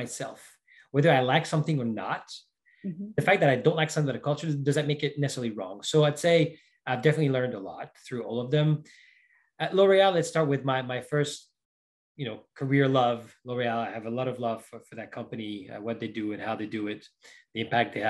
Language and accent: English; Paris, Île-de-France, France; moved away as an adult; also born or lived in Brazil / Florida; now in Seattle, United States; I was born in Paris, France. So that's where I spent most of my life